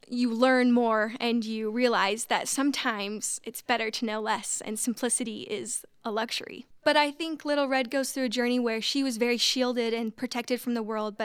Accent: Highland, Utah, United States; I'm from Highland, Utah

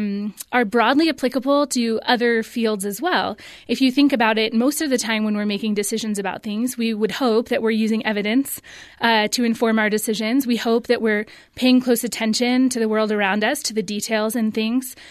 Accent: California, United States; I grew up in California

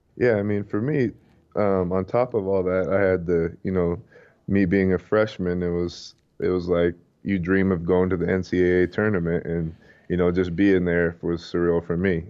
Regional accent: Provo, Utah, United States; moved away as an adult; also born or lived in Philadelphia / Los Angeles / Brooklyn; I grew up in Provo. I've lived there, um, basically my whole life until, you know, after college

